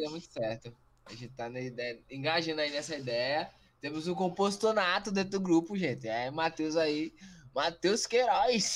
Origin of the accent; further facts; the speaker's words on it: Brazil; a gente é brasileiro